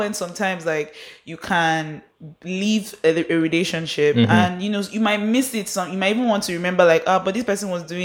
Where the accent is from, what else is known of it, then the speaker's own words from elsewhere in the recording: Port Harcourt, Rivers State, Nigeria; Isaac and I grew up in Port Harcourt.